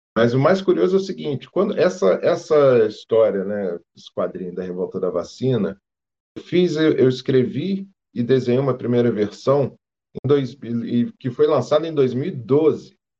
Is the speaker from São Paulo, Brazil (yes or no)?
no; Rio de Janeiro, Brazil; moved away as an adult; also born or lived in Petrópolis; eu sou, sou carioca, né? Morei lá no Rio, mesmo capital, até os 28 anos.